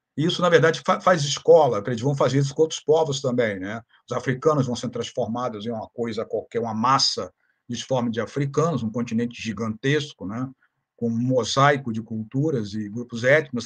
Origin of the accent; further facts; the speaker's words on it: Rio de Janeiro, Brazil; moved away as an adult; also born or lived in Toronto, Canada; now in Santa Catarina, Brazil; eu sou do Rio de Janeiro, moro atualmente em Santa Catarina